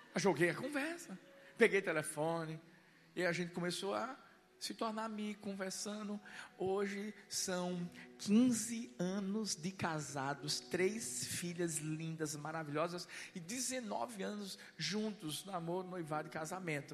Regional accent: Pernambuco, Brazil; Eu sou pernambucano, nordestino, cabra macho.

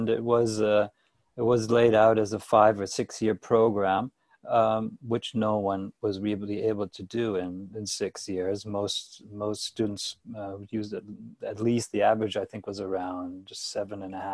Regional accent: Toronto, Ontario, Canada; moved away; also born or lived in Hanover, Germany; I'm from Canada. I was born in Toronto and grew up here as a classic Canadian boy

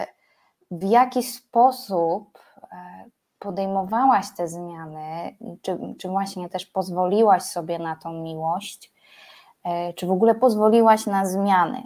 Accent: Poland; pochodzę z nadmorza

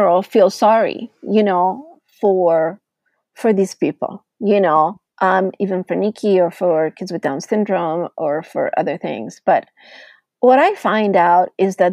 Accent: Italy; moved away; I grew up in Italy

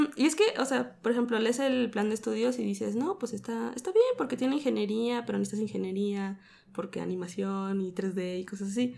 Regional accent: Mexico City, Mexico; Soy de aquí, de la Ciudad de México.

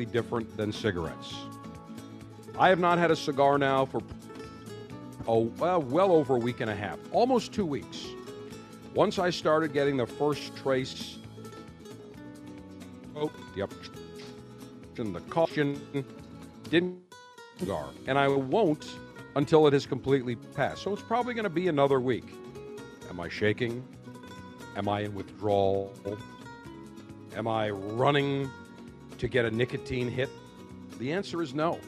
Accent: Buffalo, New York, United States; born or raised there; now in Tampa, United States

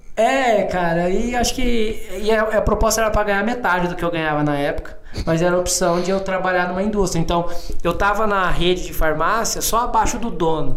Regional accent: Cuiabá, Mato Grosso, Brazil; moved away as an adult; also born or lived in Minas Gerais; now in São Paulo, Brazil; não sou daqui de São Paulo, né? Moro aqui, trabalho aqui já há alguns anos, mas sou, sou cuiabano, nasci em Mato Grosso.

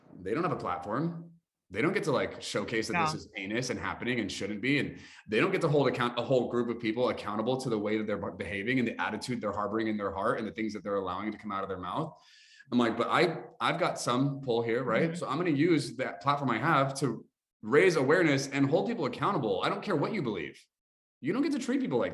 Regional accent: United States; we're American

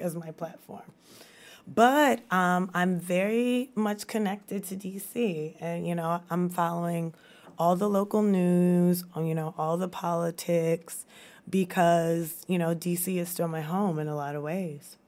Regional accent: Baton Rouge, Louisiana, United States; moved away as an adult; also born or lived in Washington, D.C.; now in Baton Rouge, United States; growing up in Baton Rouge

